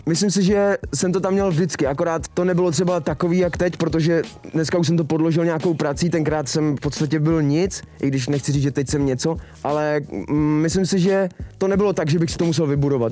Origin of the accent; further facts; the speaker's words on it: Czechia; u nás v Čechách